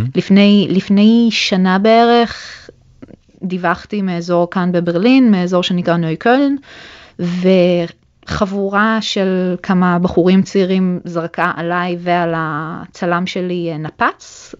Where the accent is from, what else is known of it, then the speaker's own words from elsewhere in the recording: Israel; moved away as an adult; also born or lived in Germany (born); now in Berlin, Germany; חזרנו בחזרה לישראל, ולמעשה גדלתי כל חיי בארץ